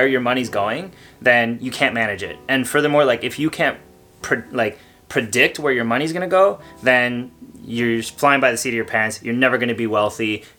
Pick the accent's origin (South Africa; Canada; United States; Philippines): Canada